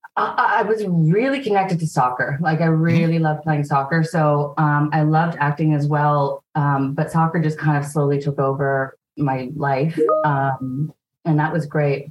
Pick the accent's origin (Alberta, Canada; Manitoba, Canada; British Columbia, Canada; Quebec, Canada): British Columbia, Canada; Vancouver; also born or lived in Toronto; we moved here when I was a kid